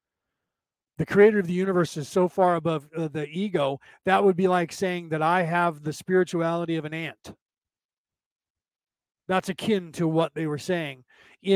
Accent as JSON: {"language": "English", "country": "United States", "tie": "born or raised there", "said": "I'm part Viking, but Southern Viking, and I grew up in America"}